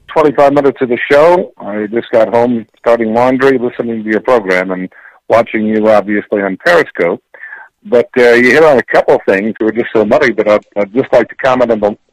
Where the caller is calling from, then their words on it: Plantation, Florida, United States; from Plantation